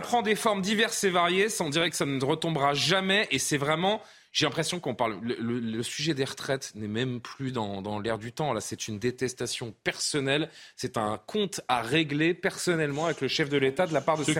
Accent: France; chez nous en France

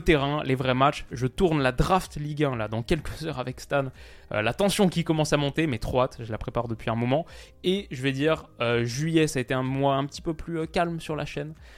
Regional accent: France; en tant que Français

